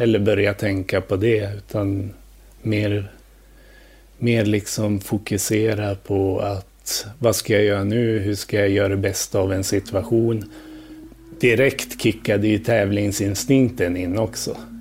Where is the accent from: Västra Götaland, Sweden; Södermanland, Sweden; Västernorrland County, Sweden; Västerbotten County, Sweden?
Västernorrland County, Sweden; Njurunda; also born or lived in Thailand; now in Stockholm, Sweden; Jag växte upp i Njurunda utanför Sundsvall.